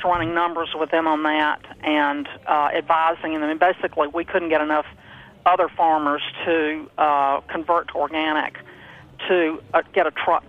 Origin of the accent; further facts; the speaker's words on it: Alabama, United States; now in Massachusetts, United States; I'm from Alabama.